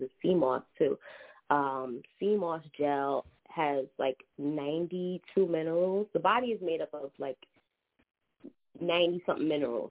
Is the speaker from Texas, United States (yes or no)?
no; New York City, New York, United States; from Harlem, New York